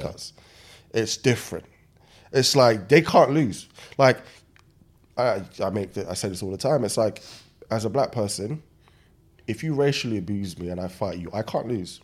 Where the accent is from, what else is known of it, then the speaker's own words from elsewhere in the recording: Nigeria; moved away; I was born in Nigeria